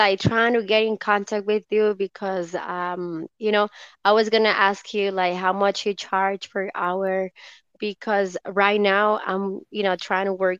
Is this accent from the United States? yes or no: no; Costa Rica; English is a second language; No, I'm from Costa Rica.